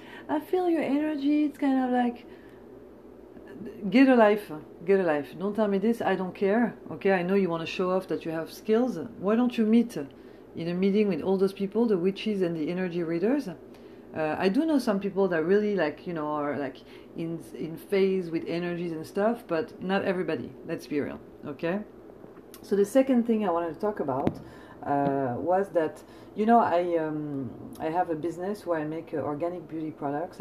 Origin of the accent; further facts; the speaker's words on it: France; now in United States; I'm coming from France